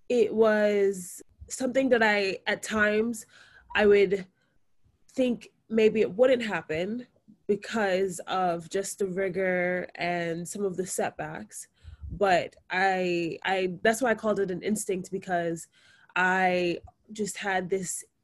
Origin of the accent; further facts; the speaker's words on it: New York City, New York, United States; I am a second year medical student. I was born and raised in Brooklyn, New York, to a Jamaican mother and a Nigerian father.